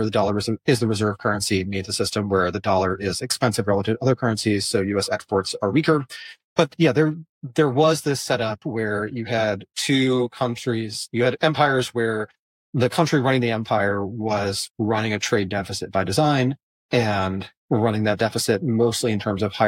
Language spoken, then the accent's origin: English; United States; as an American